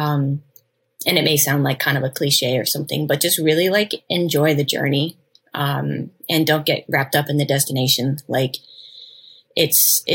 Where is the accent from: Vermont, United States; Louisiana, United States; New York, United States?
Vermont, United States; now in California, United States; I grew up in Vermont